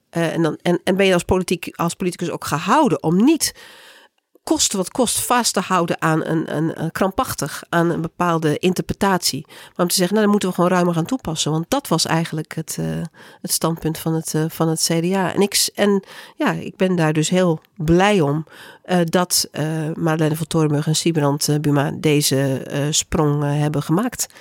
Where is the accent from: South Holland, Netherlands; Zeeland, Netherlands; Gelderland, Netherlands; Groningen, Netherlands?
Groningen, Netherlands; ik kom zelf uit Groningen